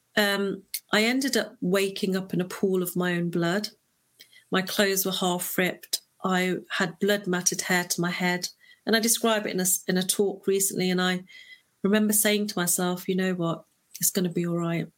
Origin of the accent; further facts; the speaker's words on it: Leicester, East Midlands, United Kingdom; I'm born and raised in the United Kingdom. Um, I was born in a little place called Leicester